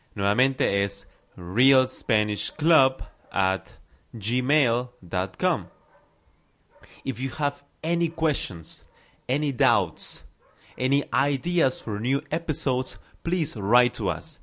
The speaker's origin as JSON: {"language": "Spanish", "region": "Lima", "country": "Peru", "said": "I am from Lima, Peru."}